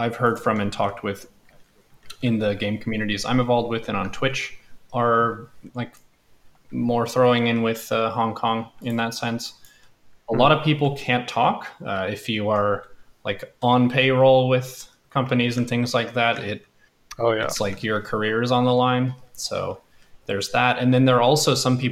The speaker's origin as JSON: {"language": "English", "country": "United States", "said": "as an American"}